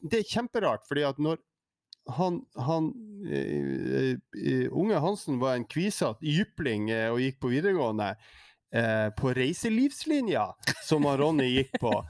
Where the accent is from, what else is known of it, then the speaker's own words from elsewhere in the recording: Tromsø, Troms, Norway; Hvor det er noen urbanister i de store byene i Nord-Norge jeg er tromsøværing